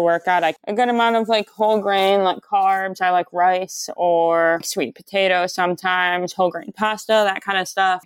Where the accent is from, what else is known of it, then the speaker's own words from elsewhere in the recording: Detroit, Michigan, United States; I'm from, like, Metro Detroit area in Michigan. I was born and raised in Michigan, a few different places.